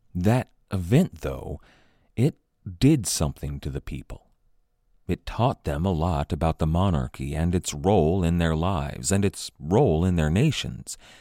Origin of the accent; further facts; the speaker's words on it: United States; as an American